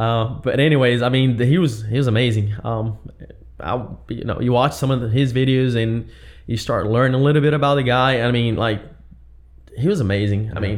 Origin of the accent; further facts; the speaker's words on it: Brazil; English is a second language; moved away as an adult; now in United States; I was born and raised in Brazil. I moved to West when I was 20